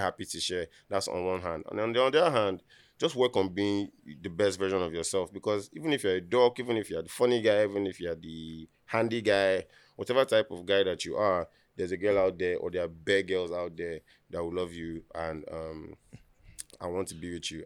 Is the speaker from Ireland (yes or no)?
no; Lagos, Nigeria; I, being from Nigeria